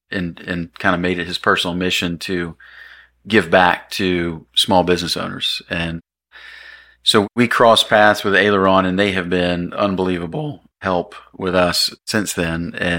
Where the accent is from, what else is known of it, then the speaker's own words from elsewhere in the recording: Green Cove Springs, Florida, United States; I'm from Green Cove, born and raised, went to Clay High, and went to University of Florida and came back